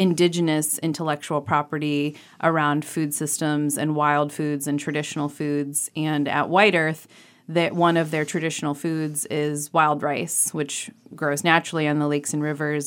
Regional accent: Ohio, United States; now in Maine, United States; I grew up in Ohio, in a rural part of the state

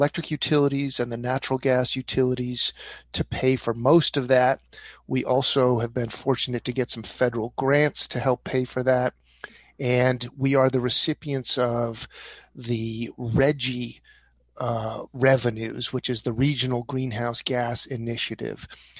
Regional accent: Brunswick, Maine, United States; now in Portland, United States; I grew up in Brunswick and now live in Portland, Maine

